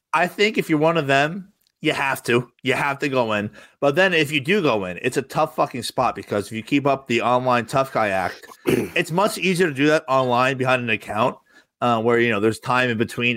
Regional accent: Rumson, New Jersey, United States; I grew up in Rumson, New Jersey, home of …, very wealthy town

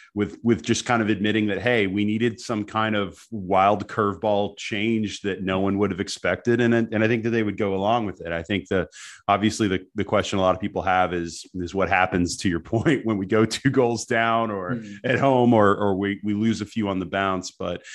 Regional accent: United States; I'm American

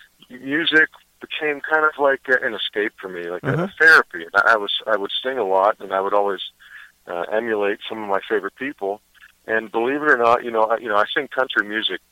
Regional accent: Pittsburgh, Pennsylvania, United States; also born or lived in Los Angeles; I am in Pittsburgh, Pennsylvania, my hometown.

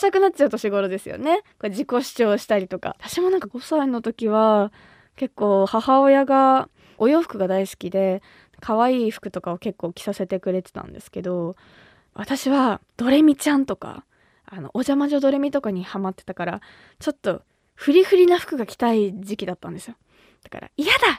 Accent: Kumamoto, Japan; moved away as an adult; now in Tokyo, Japan; 私が生まれ育った熊本

